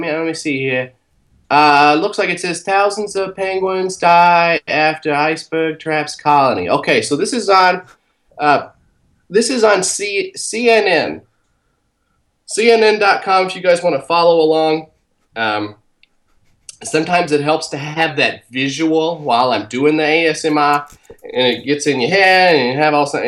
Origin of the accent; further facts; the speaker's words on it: Brooklyn, New York, United States; I'm from Brooklyn.